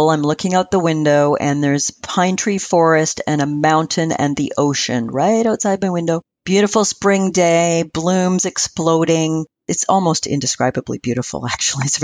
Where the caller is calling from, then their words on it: British Columbia, Canada; From beautiful Vancouver Island off the coast of British Columbia in Canada.